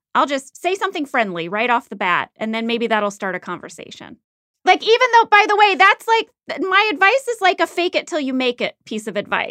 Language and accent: English; Midwest, United States; moved away; I grew up in the Midwest.